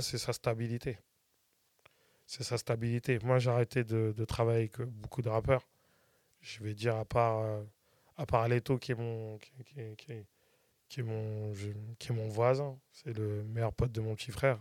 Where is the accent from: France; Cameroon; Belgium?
France; Saint-Étienne-du-Rouvray, Normandy; je viens de, port saint ouen je viens de PSO